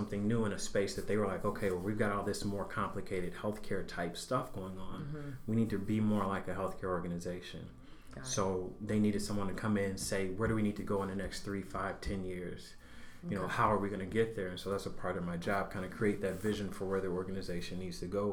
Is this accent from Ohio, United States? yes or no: no; Mississippi, United States; moved away as an adult; now in Waukegan, United States; I grew up in Mississippi, went to undergrad there. And so I've been in Waukegan now for two years.